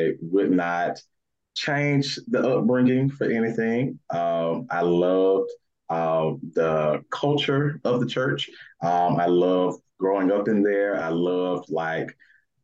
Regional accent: Birmingham, Alabama, United States; I am from Birmingham, Alabama

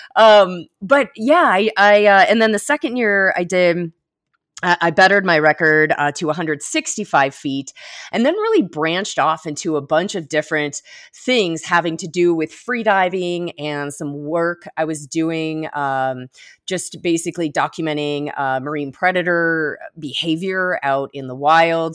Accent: Florida Keys, United States; also born or lived in Miami Beach; now in Colorado, United States; I grew up in the Florida Keys

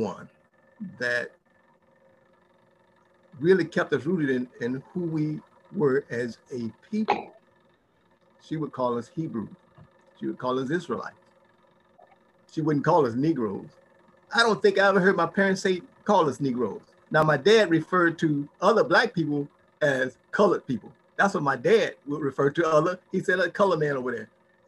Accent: Gary, Indiana, United States; growing up in Gary, Indiana

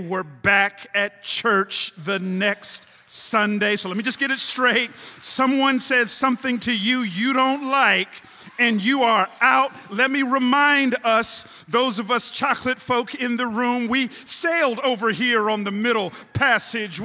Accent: Atlanta, Georgia, United States; I grew up in Atlanta

